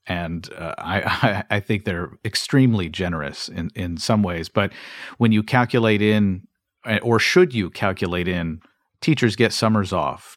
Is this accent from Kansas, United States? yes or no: no; Kentucky, United States; my home state of Kentucky